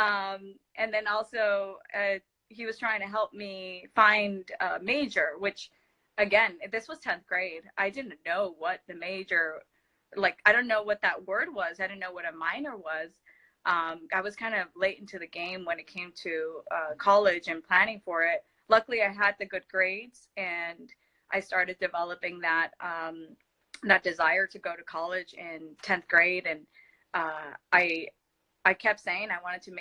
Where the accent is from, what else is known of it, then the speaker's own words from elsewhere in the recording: Los Angeles, California, United States; English is a second language; It's in Los Angeles. It's called Sylmar. That's where I grew up.